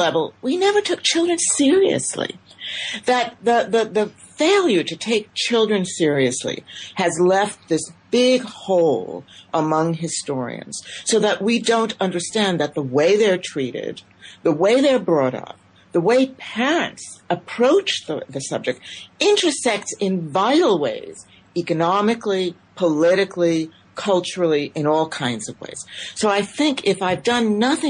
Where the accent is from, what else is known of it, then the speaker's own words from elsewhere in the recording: United States; I'm an immigrant myself. I came to the United States at the age of 3 1/2